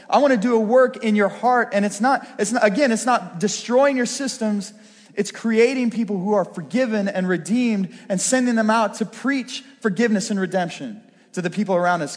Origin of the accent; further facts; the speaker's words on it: Pittsburgh, Pennsylvania, United States; I was raised going to Brashear High School